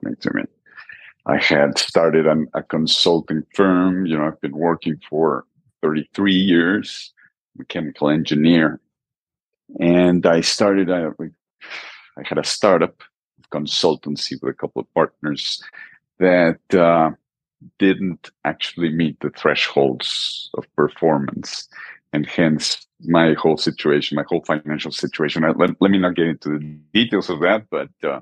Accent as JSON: {"language": "English", "region": "Mexico City", "country": "Mexico", "tie": "born or raised there", "moved": "yes", "lives_now": "Manzanillo, Mexico", "said": "I am originally from Mexico City, from central Mexico"}